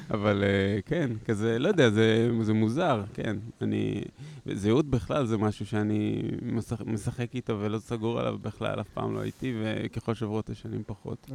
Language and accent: Hebrew; Haifa, Haifa District, Israel; אני מחיפה